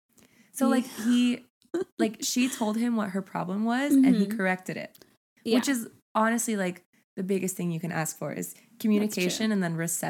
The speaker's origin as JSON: {"language": "English", "country": "Brazil", "second_language": "English", "said": "And as for baths, in my country, it is normal to take 3 baths a day. I'm Brazilian, and we are the people who take the most baths in the world."}